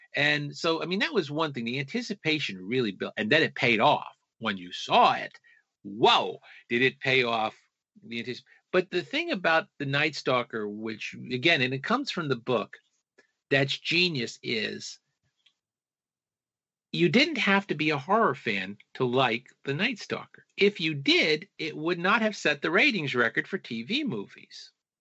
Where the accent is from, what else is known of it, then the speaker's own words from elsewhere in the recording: New York, United States; I was growing up in New York in the early 1960s